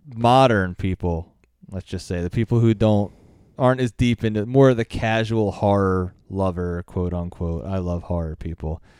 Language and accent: English; United States; I'm American